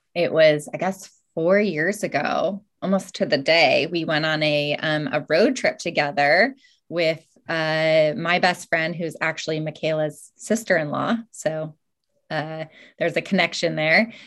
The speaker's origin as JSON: {"language": "English", "region": "Alaska", "country": "United States", "tie": "born or raised there", "also_born_or_lived": "Hawaii / Bellingham, Washington", "moved": "yes", "said": "growing up in Alaska"}